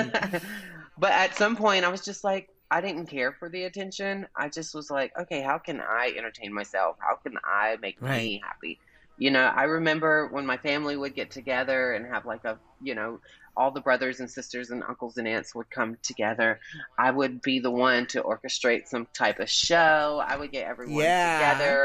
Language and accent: English; Albany, Georgia, United States; I grew up in Albany, Georgia, the birthplace of Ray Charles and, I believe, Paula Deen